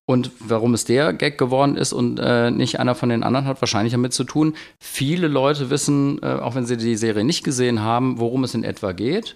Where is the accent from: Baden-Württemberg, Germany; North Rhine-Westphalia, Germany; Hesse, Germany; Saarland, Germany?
North Rhine-Westphalia, Germany; Bergheim; ich komme aus Bergheim